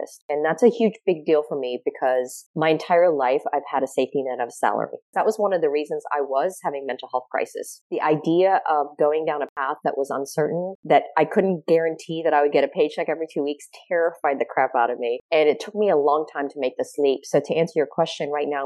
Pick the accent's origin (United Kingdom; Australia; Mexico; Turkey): Australia; now in United States; I grew up in Australia